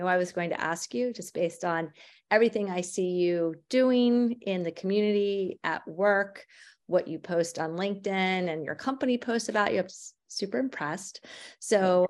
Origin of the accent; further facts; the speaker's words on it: Maryland, United States; I'm from Maryland